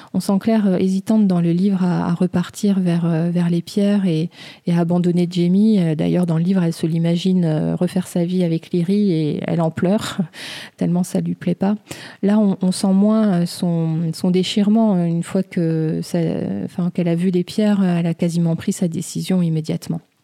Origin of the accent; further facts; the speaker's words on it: France; chez nous en France